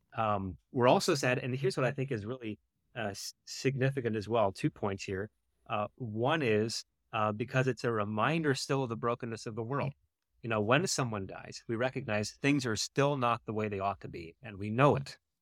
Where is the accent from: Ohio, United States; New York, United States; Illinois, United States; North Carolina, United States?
North Carolina, United States; mountains of; moved away as an adult; also born or lived in Michigan; I grew up in North Carolina, in the mountains of North Carolina